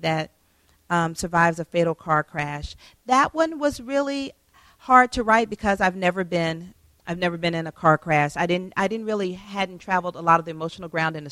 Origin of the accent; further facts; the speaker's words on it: Atlanta, Georgia, United States; moved away; Atlanta is my hometown